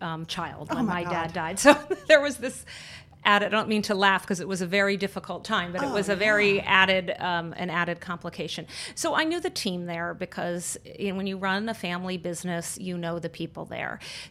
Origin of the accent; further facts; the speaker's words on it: Annapolis, Maryland, United States; I grew up in Annapolis, Maryland